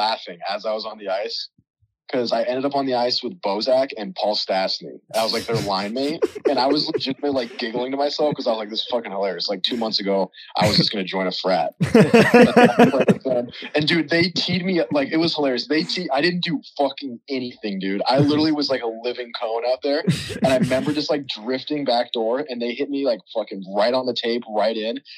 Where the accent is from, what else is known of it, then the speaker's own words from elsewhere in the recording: Denver, Colorado, United States; growing up in Denver